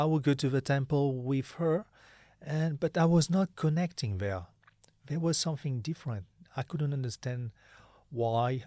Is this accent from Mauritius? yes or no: yes; Mauritius; I'm from Mauritius.